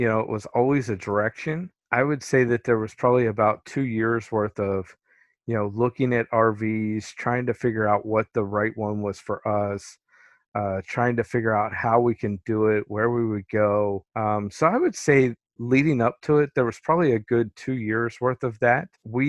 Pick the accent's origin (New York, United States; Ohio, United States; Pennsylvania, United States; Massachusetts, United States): Pennsylvania, United States; I was in central Pennsylvania, right outside of Harrisburg.